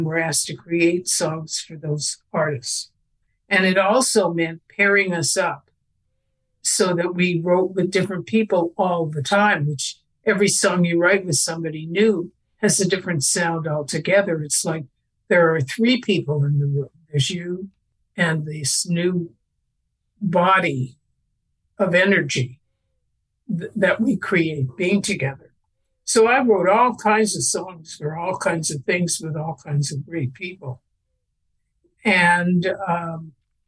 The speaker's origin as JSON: {"language": "English", "country": "Canada", "tie": "born or raised there", "said": "I was born in Canada, and I lived in a house where radios were for news only"}